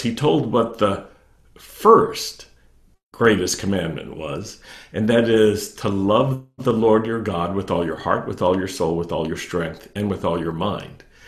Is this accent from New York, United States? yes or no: no; Roanoke, Virginia, United States; I grew up in Virginia I grew up in Roanoke, Virginia